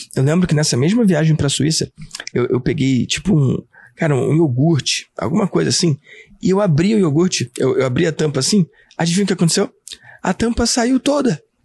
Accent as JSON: {"language": "Portuguese", "region": "Rio de Janeiro", "country": "Brazil", "tie": "born or raised there", "said": "eu sou nascido e criado na Tijuca"}